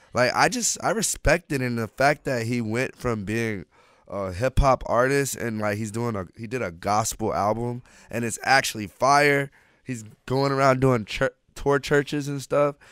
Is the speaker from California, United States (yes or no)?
no; Orlando, Florida, United States; moved away as an adult; also born or lived in Altamonte Springs, Florida; now in Los Angeles, United States; I'm from Orlando, Florida.